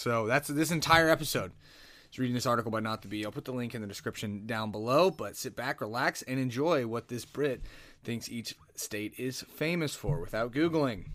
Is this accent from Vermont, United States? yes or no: yes; Vermont, United States; I'm from Vermont.